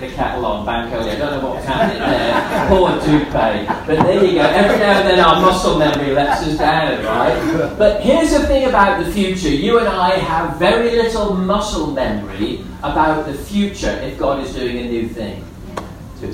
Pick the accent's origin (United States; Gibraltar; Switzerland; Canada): Gibraltar; moved away; I grew up in Gibraltar